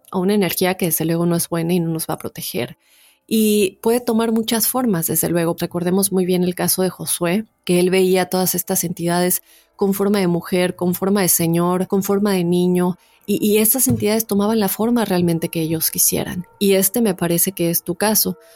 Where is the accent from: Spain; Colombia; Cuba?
Colombia; Desde que tengo memoria me han contado muchas historias sobre un pueblo en mi país, Colombia, que se ha vuelto muy popular y ya hace parte como de la cultura o el folclore